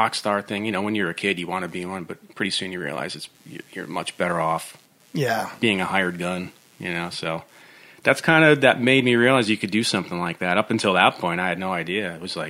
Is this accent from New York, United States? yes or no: yes; upstate New York, United States; now in Nashville, United States; where I grew up in New York, which is just nasty winters.